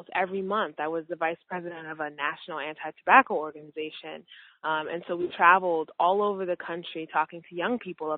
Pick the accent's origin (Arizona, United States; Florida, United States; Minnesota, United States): Minnesota, United States; I grew up in Minnesota, where there weren't very many people who looked like me at all.